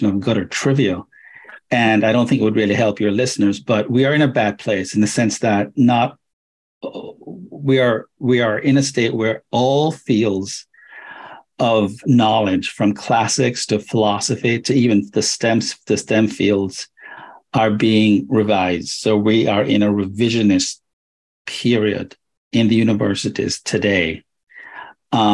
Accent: Jamaica; moved away as an adult; also born or lived in Atlanta / Purdue; now in United States; I left Jamaica when I was around 20

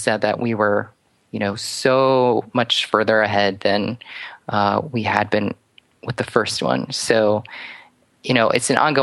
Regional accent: outside of New York City, United States; I grew up outside of New York City and actually just a town over from where he lived for a time

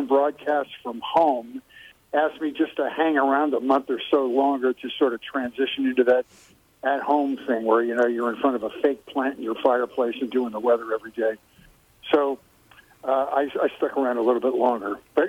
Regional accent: Philadelphia, Pennsylvania, United States; I grew up in Philadelphia, Pennsylvania.

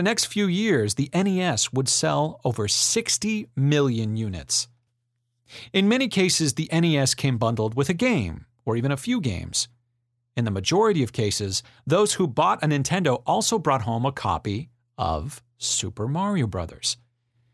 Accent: Vacaville, California, United States; my hometown of Vacaville, California

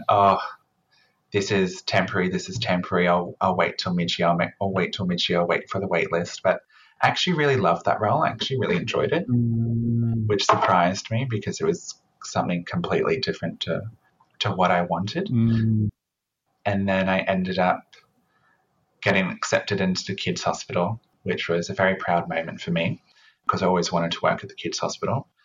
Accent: Queensland, Australia; moved away; I was originally from Queensland, and doing a double degree wasn't very common up there.

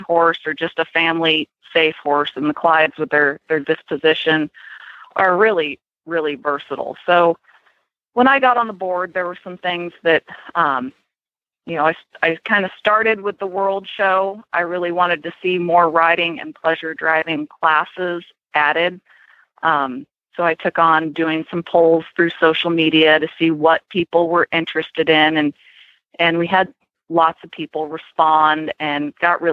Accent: California, United States; moved away; growing up in California

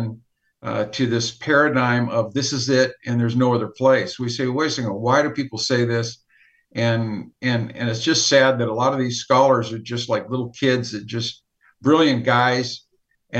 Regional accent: United States; there's nobody over there but me that were American

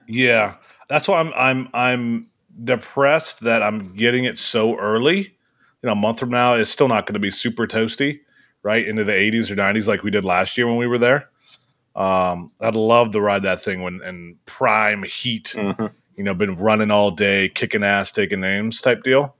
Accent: Ohio, United States; I'm from Ohio

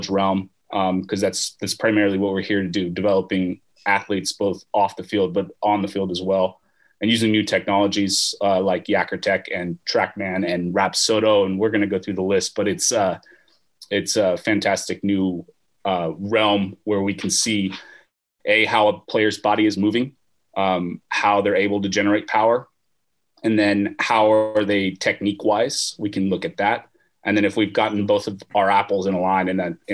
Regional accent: Southern California, United States; moved away as an adult; now in Oregon, United States; I am originally from Southern California

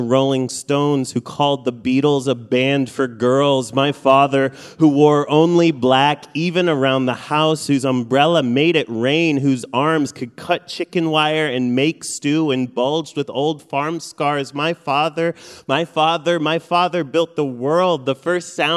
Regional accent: Midwest, United States; first language Farsi; English is a second language; also born or lived in Iran; Growing up in the Midwest, there weren't a lot of Iranian anythings around

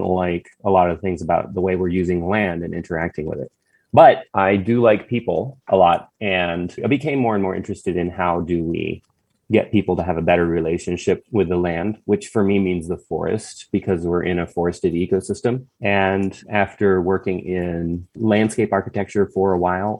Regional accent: Bowie, Maryland, United States; moved away as an adult; I grew up in Bowie, Maryland.

